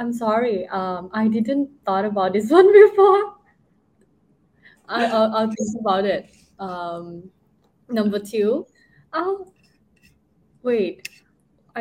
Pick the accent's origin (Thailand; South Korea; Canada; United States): Thailand; Southern Thailand; English is a second language; I'm actually not from Bangkok. So I came from the southern part of Thailand